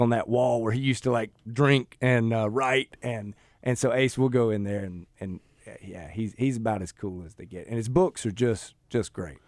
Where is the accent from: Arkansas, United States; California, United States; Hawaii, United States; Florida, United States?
Arkansas, United States; Russellville; also born or lived in Sweden; we moved back to my hometown, um, in Russellville